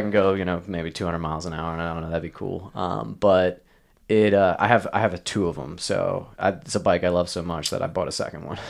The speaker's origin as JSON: {"language": "English", "region": "Maryland", "country": "United States", "tie": "born or raised there", "also_born_or_lived": "Pennsylvania", "moved": "yes", "said": "I grew up in Maryland outside of D C"}